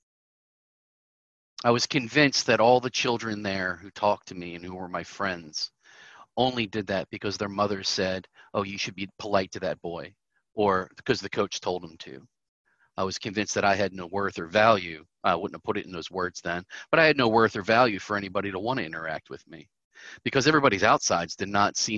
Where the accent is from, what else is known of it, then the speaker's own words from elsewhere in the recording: Southern Maryland, United States; I am from Southern Maryland.